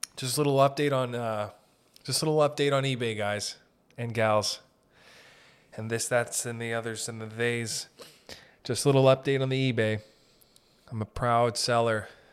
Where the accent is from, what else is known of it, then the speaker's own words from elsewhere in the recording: Sault Ste. Marie, Ontario, Canada; we're from Sault Ste. Marie up north